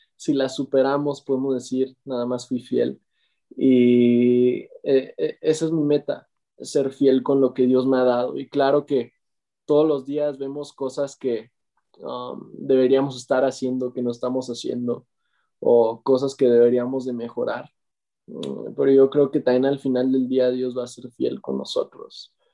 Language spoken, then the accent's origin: Spanish; Morelia, Michoacán, Mexico; soy de Morelia, México